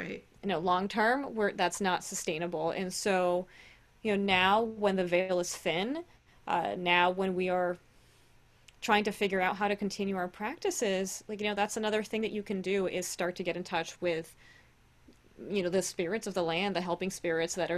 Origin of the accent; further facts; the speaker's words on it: Brazil; now in United States; being Brazilian, right, I grew up in Brazil